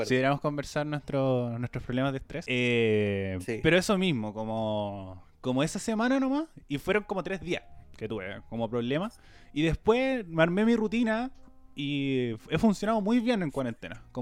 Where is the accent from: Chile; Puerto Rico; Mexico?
Chile; como cualquier chileno responsable